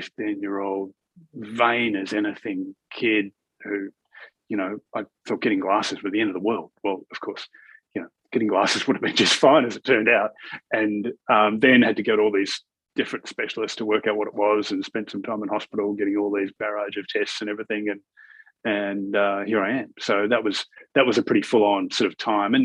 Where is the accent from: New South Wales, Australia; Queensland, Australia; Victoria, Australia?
Victoria, Australia; Melbourne; I grew up in Melbourne, and in the northern suburbs of Melbourne, in a suburb called Bundoora